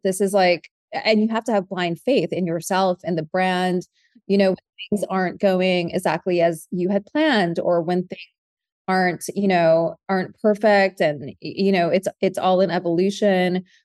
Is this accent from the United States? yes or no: yes; San Francisco, California, United States; my mom was a candle maker when I was growing up in San Francisco